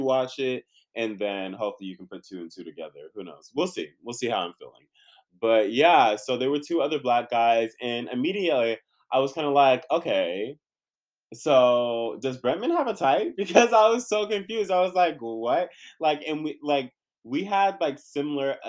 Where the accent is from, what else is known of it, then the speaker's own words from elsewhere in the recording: California, United States; also born or lived in San Diego / Inland Empire / Orange County / Los Angeles; I'm born and raised in California, if you don't know. So I moved around, been from San Diego to the IE, been around OC, been around